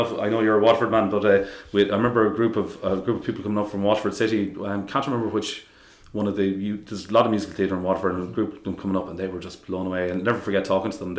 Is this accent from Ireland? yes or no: yes; Roscommon, Connacht, Ireland; moved away; I'm from Roscommon originally